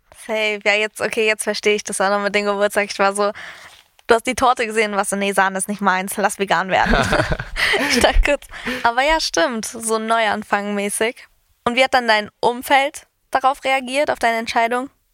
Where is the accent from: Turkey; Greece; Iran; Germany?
Greece; ich bin Griechin